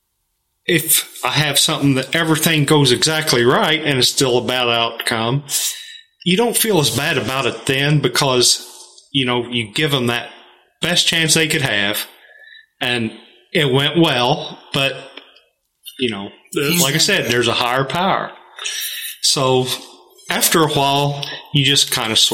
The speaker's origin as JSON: {"language": "English", "town": "Knox City", "region": "Missouri", "country": "United States", "tie": "born or raised there", "also_born_or_lived": "Edina, Missouri", "said": "I grew up, born and raised in Knox County. I grew up in Knox City"}